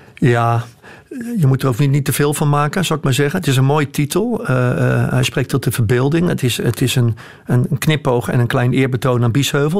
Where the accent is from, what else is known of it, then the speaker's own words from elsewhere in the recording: Rotterdam, South Holland, Netherlands; Ik ben ook geboren in Rotterdam